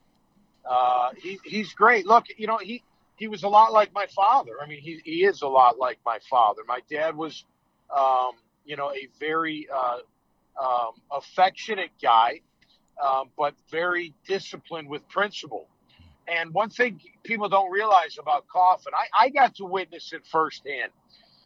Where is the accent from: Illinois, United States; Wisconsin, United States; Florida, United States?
Illinois, United States; Chicago; I'm from Chicago